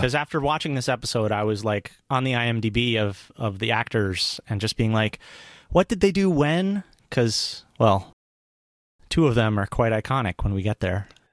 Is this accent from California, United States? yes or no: no; New York metro area, United States; I grew up in the New York metro area